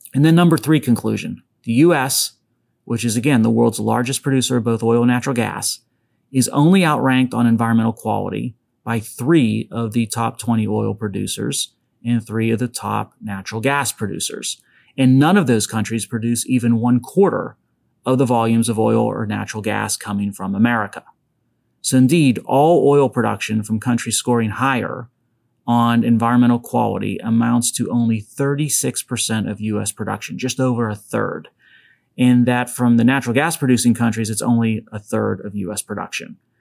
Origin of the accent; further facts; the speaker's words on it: Western Pennsylvania, United States; accent: Pittsburghese; it's from Western Pennsylvania